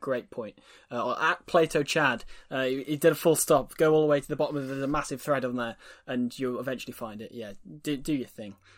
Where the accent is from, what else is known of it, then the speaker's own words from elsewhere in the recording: Wales, United Kingdom; as a Welshman